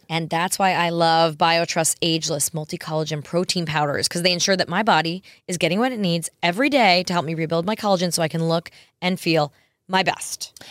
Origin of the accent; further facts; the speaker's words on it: New York, United States; moved away; I grew up in New York